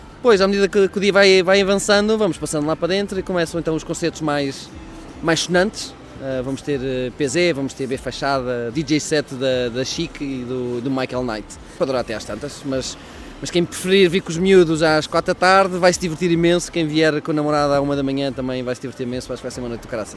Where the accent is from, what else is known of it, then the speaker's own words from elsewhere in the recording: Coimbra, Centro, Portugal; eu sou de Coimbra, mas eh, tenho família no Porto